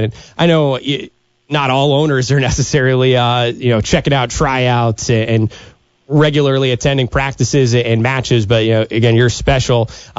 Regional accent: New Jersey, United States; I still have memories growing up in New Jersey

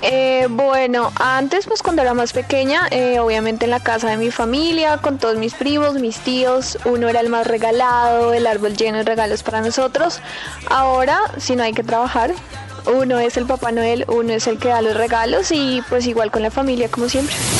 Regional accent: Medellín, Antioquia, Colombia; el barrio donde yo me crié en la ciudad de Medellín

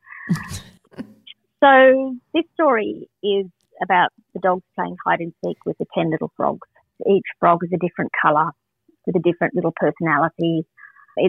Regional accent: Goulburn, New South Wales, Australia; also born or lived in New York; now in Newcastle, Australia; I grew up in Goulburn, so I like the cold.

